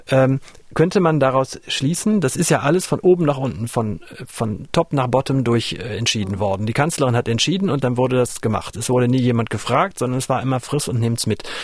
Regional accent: West Germany, Germany; die muss ich auch als Westdeutscher langsam mal stellen

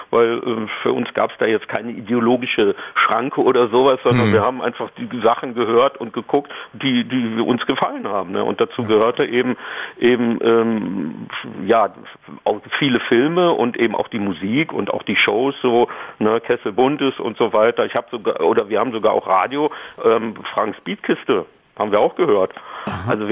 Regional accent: Düsseldorf, North Rhine-Westphalia, Germany; Ich bin ja in Düsseldorf groß geworden.

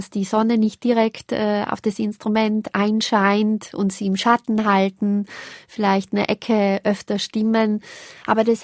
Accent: Tyrol, Austria; Das ist was, was mich jetzt als Tirolerin natürlich auch fasziniert.

